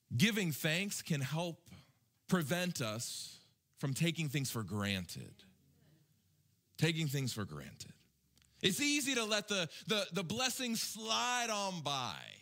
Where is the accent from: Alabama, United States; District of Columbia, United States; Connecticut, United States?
Alabama, United States; my home state of Alabama